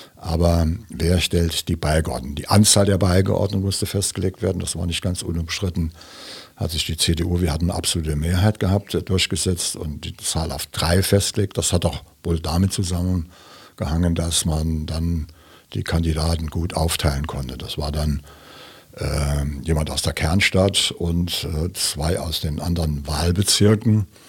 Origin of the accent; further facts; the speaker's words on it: St. Wendel, Saarland, Germany; bin ein richtiger St. Wendler, manche sagen Coburger